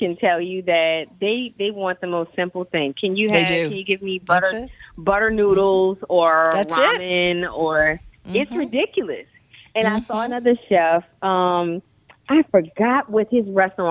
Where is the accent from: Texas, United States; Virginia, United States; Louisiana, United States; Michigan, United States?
Louisiana, United States; New Orleans; the first digital interactive cookbook by a New Orleanian